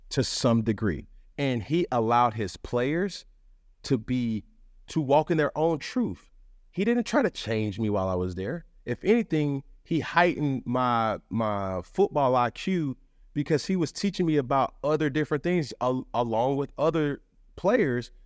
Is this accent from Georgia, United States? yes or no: yes; Atlanta, Georgia, United States; I'm from Atlanta